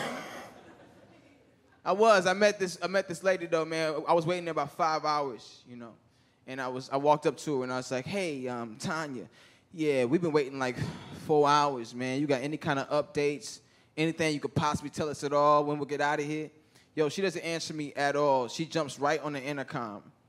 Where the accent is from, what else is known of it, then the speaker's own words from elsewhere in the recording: Chicago, Illinois, United States; moved away as an adult; now in Los Angeles, United States; I'm from Chicago, man. I've been in L.A. about a year